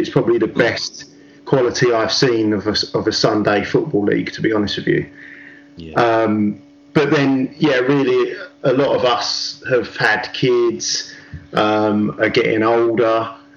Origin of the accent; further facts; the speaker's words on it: England, United Kingdom; it's really difficult being an Englishman